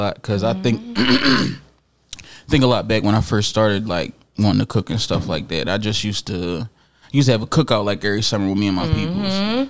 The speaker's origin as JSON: {"language": "English", "country": "Jamaica", "said": "I'm Jamaican for sure."}